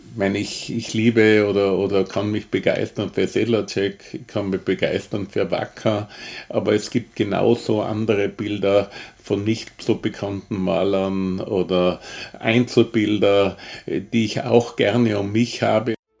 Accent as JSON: {"language": "German", "region": "Tyrol", "country": "Austria", "moved": "as an adult", "lives_now": "Vienna, Austria", "said": "ich bin ja Tiroler"}